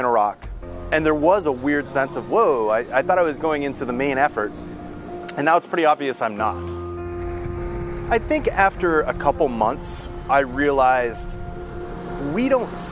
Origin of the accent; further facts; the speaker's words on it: Camp Hill, Pennsylvania, United States; I'm originally from Camp Hill, Pennsylvania